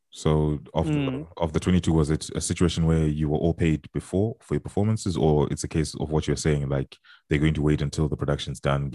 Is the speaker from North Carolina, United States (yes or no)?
no; Texas, United States; as a Texan